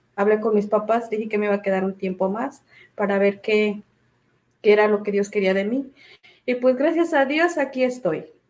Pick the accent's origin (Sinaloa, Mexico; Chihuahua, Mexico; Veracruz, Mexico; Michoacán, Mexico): Michoacán, Mexico; moved away as an adult; now in Wilmington, United States; yo soy de Michoacán